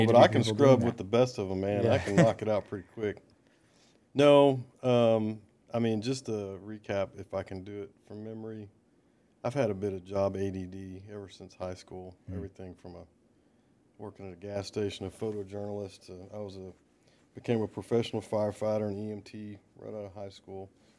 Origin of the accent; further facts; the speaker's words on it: Baton Rouge, Louisiana, United States; born there; also born or lived in Dallas, United States / Perry, United States; So I was born in Baton Rouge, Louisiana.